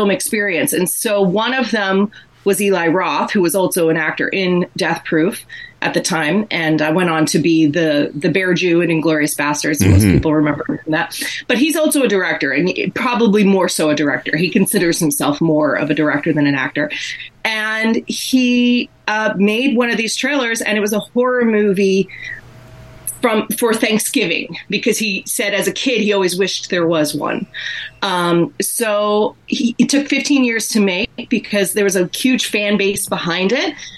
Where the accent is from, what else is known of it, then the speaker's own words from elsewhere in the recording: Massachusetts, United States; accent: Massachusetts; now in Toronto, Canada; my Massachusetts accent